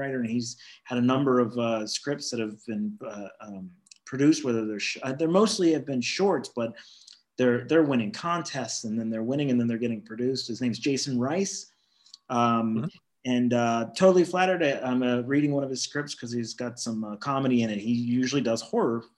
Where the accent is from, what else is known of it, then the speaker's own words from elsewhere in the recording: Pittsburgh, Pennsylvania, United States; moved away; in Pittsburgh, in the town that we grew up